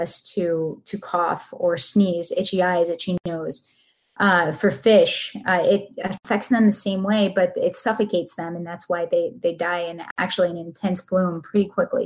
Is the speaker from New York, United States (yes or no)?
yes; Buffalo, New York, United States; now in Sarasota, United States; I'm from Buffalo